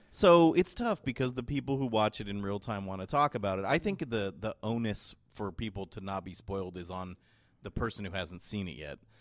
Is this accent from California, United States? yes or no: yes; San Jose, California, United States; I'm from San Jose, California